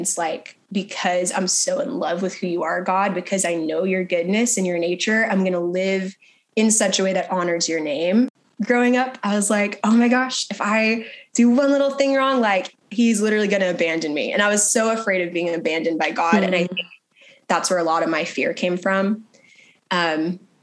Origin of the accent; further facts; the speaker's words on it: Texas, United States; I grew up in Texas for the most part